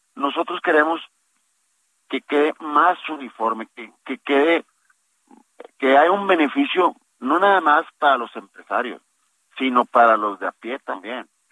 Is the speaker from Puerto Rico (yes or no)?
no; Nuevo León, Mexico; nosotros aquí en Nuevo León, que es un estado muy productivo